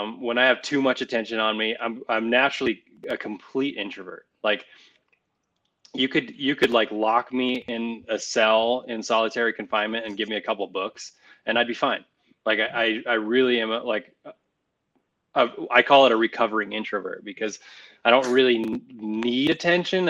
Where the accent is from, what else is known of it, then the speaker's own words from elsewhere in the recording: Nevada, United States; I grew up in Nevada